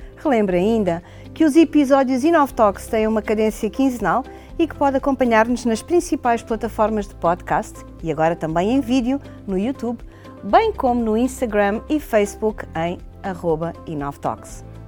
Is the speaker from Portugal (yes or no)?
yes; Portugal; nós enquanto portugueses, hoteleiros portugueses